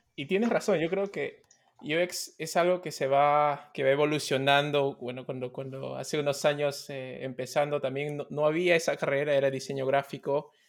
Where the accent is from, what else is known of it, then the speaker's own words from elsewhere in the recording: Peru; como, peruanos, como compatriotas